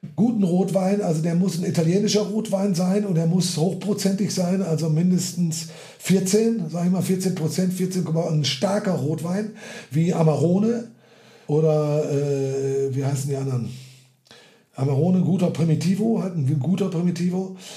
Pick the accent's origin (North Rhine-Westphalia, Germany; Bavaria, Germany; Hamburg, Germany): North Rhine-Westphalia, Germany; ich bin doch geborener Westfale